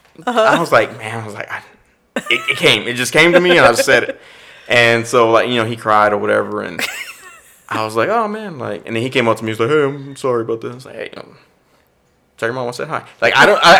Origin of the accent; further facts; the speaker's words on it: Austin, Texas, United States; growing up in East Austin, there's a bunch of Hispanic community